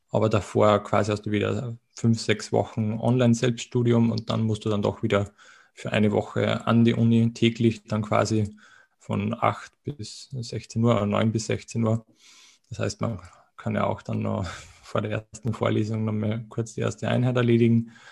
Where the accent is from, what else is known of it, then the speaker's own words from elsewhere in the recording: Austria; wie man wahrscheinlich auch von der Aussprache, vom Dialekt ein bisschen äh, vermuten mag, ähm, ich komme aus Österreich.